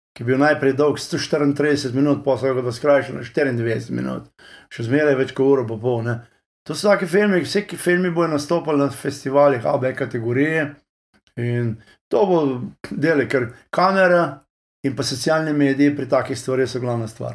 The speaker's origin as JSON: {"language": "Slovenian", "region": "Lower Carniola", "country": "Slovenia", "also_born_or_lived": "Texas, United States", "moved": "as an adult", "lives_now": "United States", "said": "dolenci smo tako, uh, smo tak, dobro srčen narod odprti"}